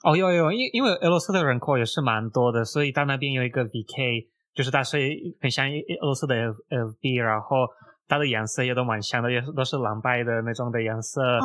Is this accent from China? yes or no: no; Russia; Chinese is a second language; moved away as an adult; now in Taiwan; 我是住在大湾，已经快四年，那我是出生在俄罗斯，那目前在大湾做网络行销